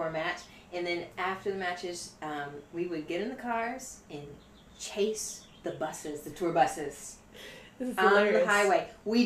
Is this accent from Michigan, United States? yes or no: yes; Saginaw, Michigan, United States; I'm from Michigan, Saginaw Civic Center.